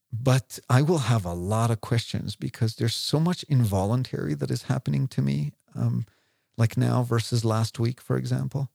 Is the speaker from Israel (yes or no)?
yes; Israel; now in London, United Kingdom; I came from Israel